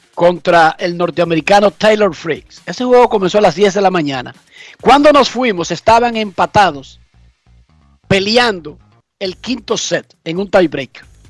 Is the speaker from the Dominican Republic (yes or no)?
yes; Dominican Republic; now in United States; Soy dominicano y soy estadounidense